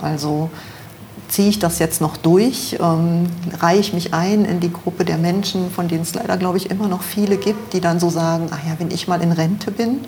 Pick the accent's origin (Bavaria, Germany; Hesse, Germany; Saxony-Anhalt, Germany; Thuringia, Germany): Saxony-Anhalt, Germany; near Magdeburg; moved away as an adult; also born or lived in Düsseldorf; now in Monheim, Germany; aufgewachsen äh, bin ich ähm, in der Nähe von Magdeburg